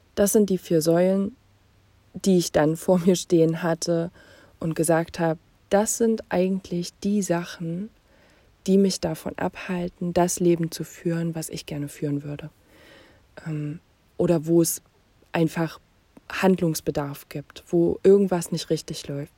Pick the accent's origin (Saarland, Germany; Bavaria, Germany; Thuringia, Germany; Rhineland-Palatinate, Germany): Thuringia, Germany; Jena; Ich bin in Jena geboren und aufgewachsen